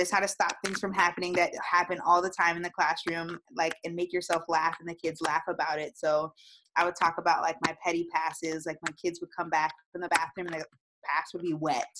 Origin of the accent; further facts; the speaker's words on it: Florida, United States; also born or lived in Massachusetts; I was born in Massachusetts. I was raised in Florida. We moved here probably when I was 3 years old